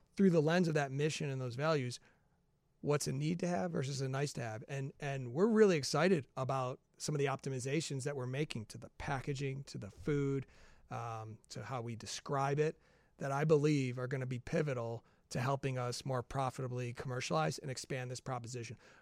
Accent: Chicago, Illinois, United States; I'm from the Chicagoland area

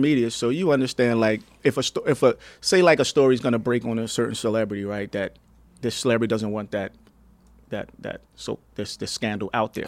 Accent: New Jersey, United States; now in Palm Springs, United States; I'm originally from New Jersey

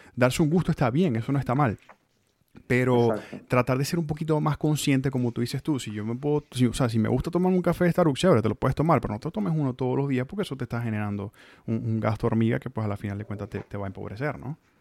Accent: Venezuela; also born or lived in Mexico; now in Tallahassee, United States; uno como venezolano, eh, como migrante aparte o como nuevo migrante

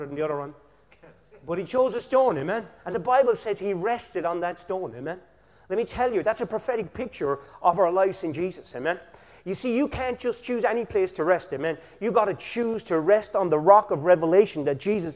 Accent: Killarney, Munster, Ireland; I'm from Killarney

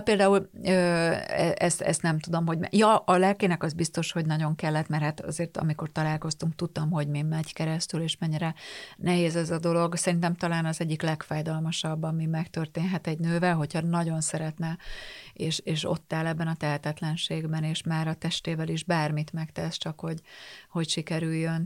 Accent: Tata, Komárom-Esztergom, Hungary; én Tatán nőttem föl

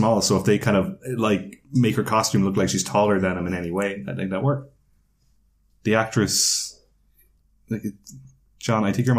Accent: Kinsale, Munster, Ireland; I'm from Kinsale, which is a seaside town in Cork. That's full of tourists.

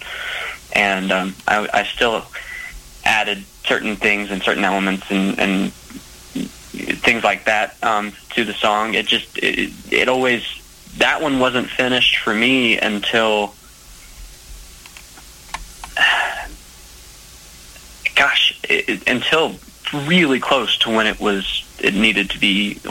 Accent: Macon, Georgia, United States; my hometown of Macon

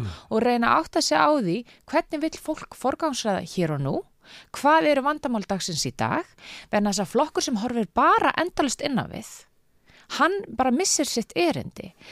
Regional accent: Reykjavík, Capital Region, Iceland; ég er alveg upp í Reykjavík og þó ég hef búið viða um heim, það hef ég hverki búið annar starf landinu en í Reykjavík

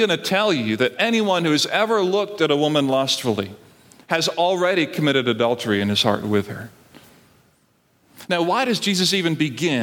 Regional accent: Barbados; now in United States; I grew up in Barbados

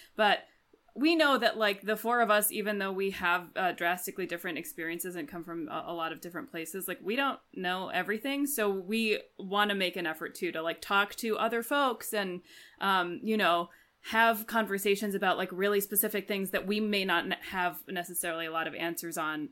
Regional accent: Washington, District of Columbia, United States; now in Chicago, United States; I am from Washington, D C, but I live in Chicago

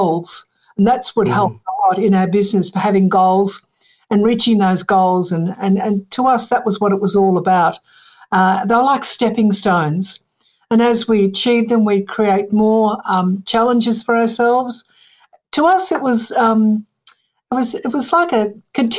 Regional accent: Melbourne, Victoria, Australia; also born or lived in Bairnsdale, Victoria; I was born in Bairnsdale, Victoria, and at a very early age, my parents came to Melbourne.

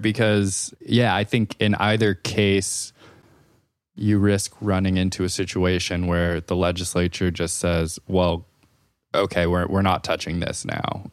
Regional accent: California, United States; as a Californian

